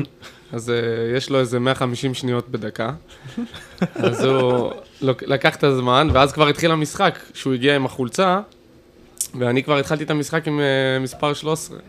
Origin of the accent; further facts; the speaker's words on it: Kfar Saba, Central District, Israel; בורן אנד רייז, מה שנקרא, פה בכפר סבא